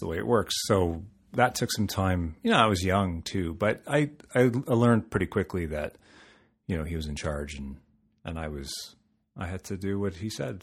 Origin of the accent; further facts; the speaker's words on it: Toronto, Ontario, Canada; also born or lived in London, Ontario; I'm from Toronto. I'm a Toronto boy. uh, born and raised.